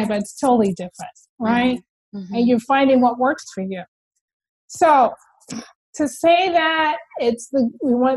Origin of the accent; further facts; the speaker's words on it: Ghana; moved away; I'm originally from Ghana